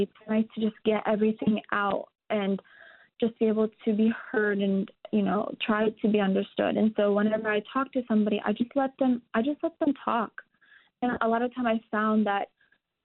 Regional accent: United States; growing up in America and going to American school

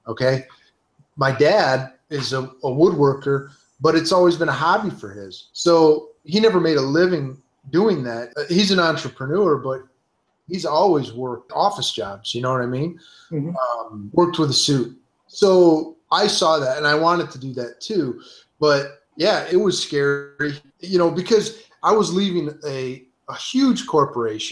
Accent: Detroit, Michigan, United States; I'm, you know, born and raised in Detroit

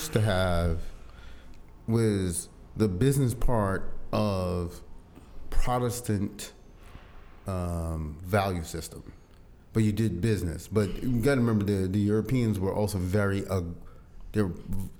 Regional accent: Barbados; I'm from the Caribbean.

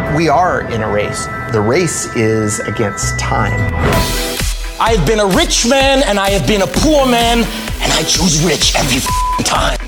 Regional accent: Kirkland, Redmond area, Washington, United States; also born or lived in Ohio; I still live like five miles from where I grew up

